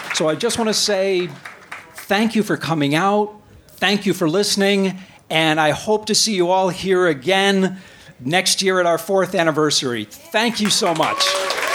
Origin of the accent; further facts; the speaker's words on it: United States; moved away; I'm American.